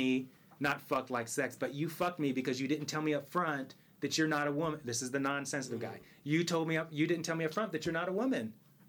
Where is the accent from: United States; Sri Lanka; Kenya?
United States; Virginia; I'm from Virginia, my vagina